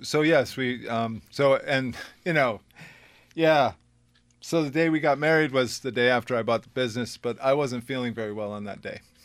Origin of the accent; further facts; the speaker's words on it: South Windham, Connecticut, United States; I was raised in South Wyndham.